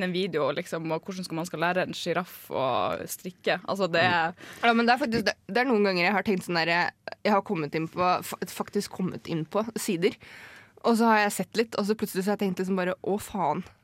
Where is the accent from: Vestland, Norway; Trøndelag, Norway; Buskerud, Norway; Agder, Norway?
Buskerud, Norway; Jevnaker; jeg er fra Jevnaker, jeg må spesifisere det når jeg forteller det her.